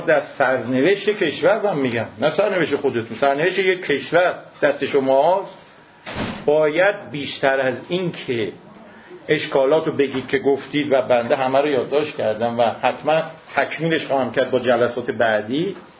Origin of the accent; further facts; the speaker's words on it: Iran; ما ایرانیم